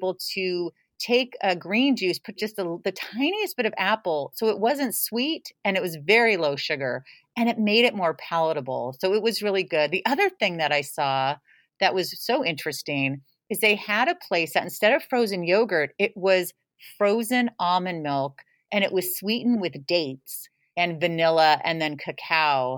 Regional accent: San Jose, California, United States; moved away; where I grew up in South San Jose, next to Almaden Valley.

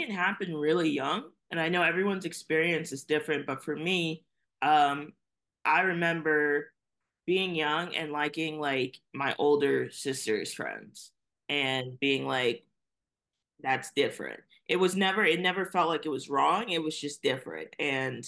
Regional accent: New York City, New York, United States; also born or lived in Brooklyn, New York; I'm here in Brooklyn, New York, but I was raised in Staten Island, New York.

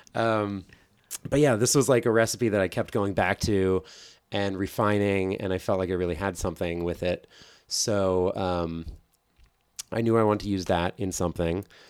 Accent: New Jersey, United States; growing up in New Jersey

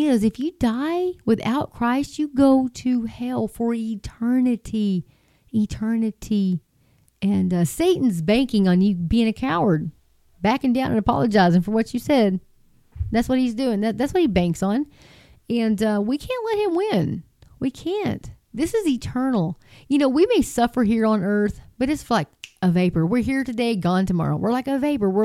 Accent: Texas, United States; this little Texas girl

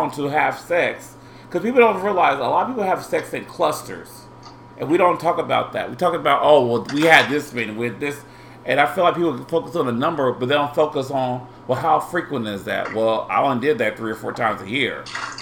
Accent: Indianapolis, Indiana, United States; I'm from Indianapolis

